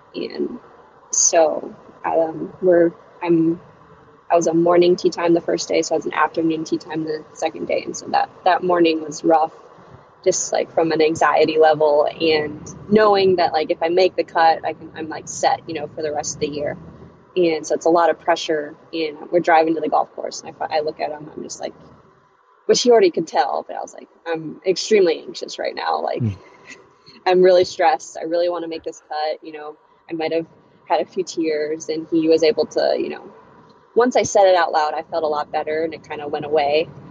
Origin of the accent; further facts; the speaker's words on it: Chesapeake, Virginia, United States; also born or lived in Minnesota; now in Charlottesville, United States; I was born in Minnesota, but I moved to Virginia when I was uh, 10 years old. So I really I've lived in Virginia most of my life, so I I pretty much just say I'm from Virginia